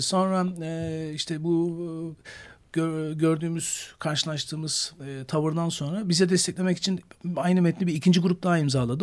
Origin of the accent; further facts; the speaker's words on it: Edirne, Turkey; 1973 Edirne doğumluyum